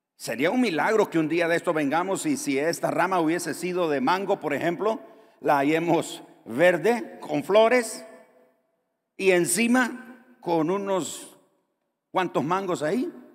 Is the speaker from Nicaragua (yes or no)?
yes; Nicaragua; Muchos nicaragüenses han tenido que salir de nuestro país